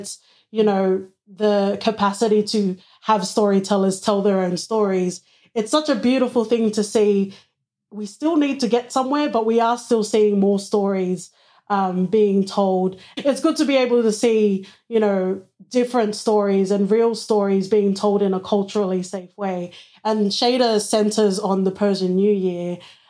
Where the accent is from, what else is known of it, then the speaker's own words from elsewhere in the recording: Sydney, New South Wales, Australia; I was born and raised in Western Sydney. So it was a beautiful, multicultural, I guess, on the pamphlet would say.